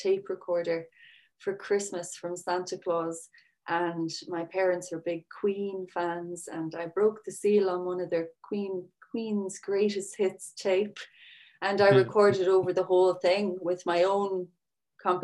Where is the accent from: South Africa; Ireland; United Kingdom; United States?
Ireland; Sixmilebridge, Munster; I'm from County Clare. I'm from 6 Mile Bridge, which is used to be a small village.